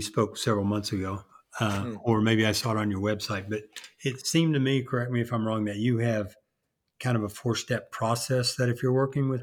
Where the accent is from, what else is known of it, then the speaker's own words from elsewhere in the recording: United States; I'm an American